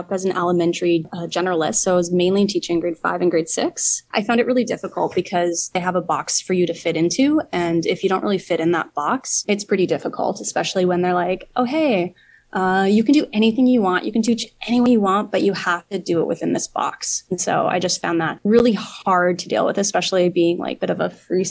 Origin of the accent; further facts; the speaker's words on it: Calgary, Alberta, Canada; I'm from Calgary, Alberta, Canada. Grew up there